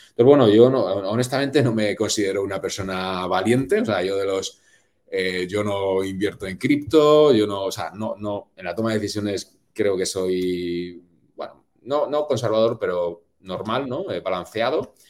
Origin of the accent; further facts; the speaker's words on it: Spain; moved away as an adult; como buen latino y buen español